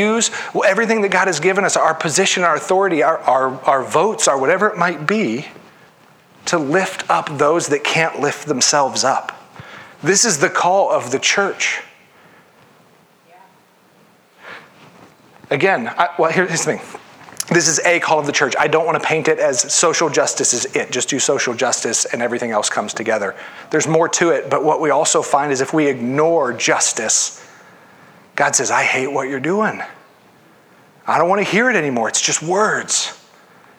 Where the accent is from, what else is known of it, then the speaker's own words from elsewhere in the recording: Ohio, United States; I grew up in Ohio, but my neighborhood was predominantly white.